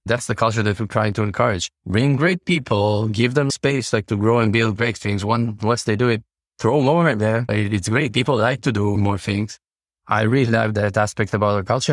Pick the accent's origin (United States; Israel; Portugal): Israel; Tel Aviv, Tel Aviv District; I'm from Israel, from Tel Aviv